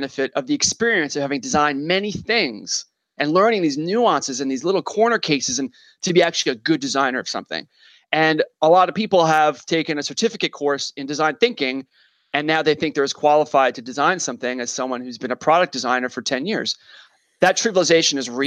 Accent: New York, United States; I'm a New Yorker

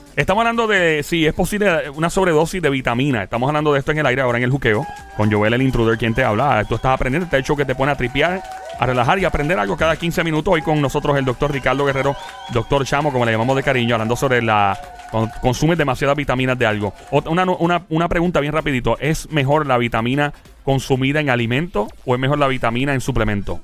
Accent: Puerto Rico; moved away; also born or lived in New York, United States; Soy ex diáspora boricua. Con mucho orgullo puedo decir que soy ex diáspora. Y regresé a mi país

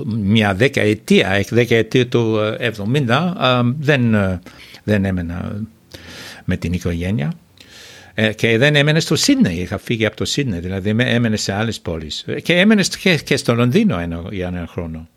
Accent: Australia; Greek is a second language; moved away as an adult; now in Greece; τέσσερις γενιές πήγαν στο ίδιο σχολείο, δημοτικό σχολείο που είχα πάει εγώ, που λέγονταν Orange Grove

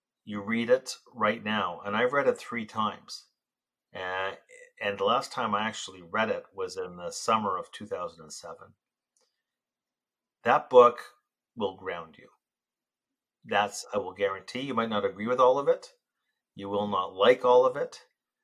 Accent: Canada; I'm Canadian, very, very proud Canadian

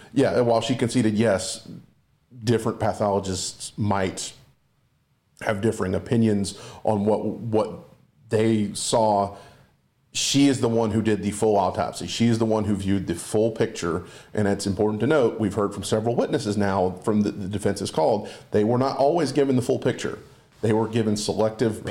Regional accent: Walterboro, South Carolina, United States; I'm from Walterboro

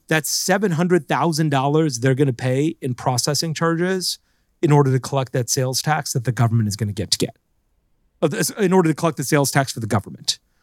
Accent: Florida, United States; I grew up in Florida

